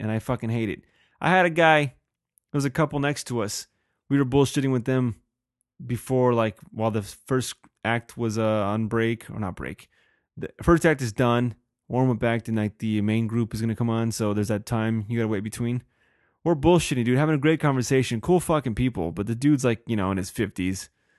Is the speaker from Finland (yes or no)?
yes; Helsinki, Uusimaa, Finland; I'm from Helsinki.